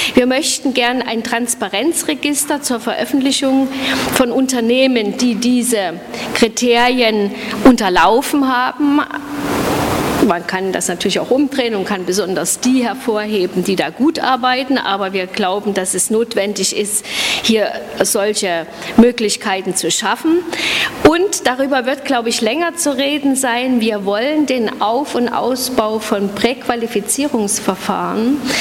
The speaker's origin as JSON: {"language": "German", "town": "Suhl", "region": "Thuringia", "country": "Germany", "tie": "born or raised there", "said": "aus meiner Heimatstadt Suhl"}